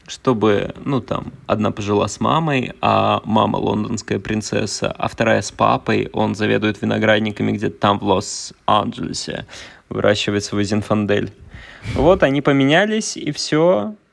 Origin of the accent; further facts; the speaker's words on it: Kaliningrad, Kaliningrad Oblast, Russia; я из Калининграда, mm. а он размером с Купчино